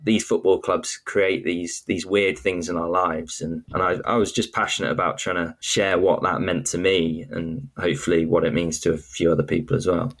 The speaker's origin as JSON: {"language": "English", "town": "York", "region": "Yorkshire and the Humber", "country": "United Kingdom", "said": "I'm from York"}